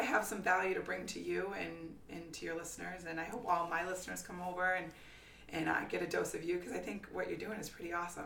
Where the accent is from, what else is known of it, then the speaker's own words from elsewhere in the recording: Haverhill, Massachusetts, United States; also born or lived in Newburyport, Massachusetts; Born and raised in uh, north of Boston, in a town called Haverhill, Massachusetts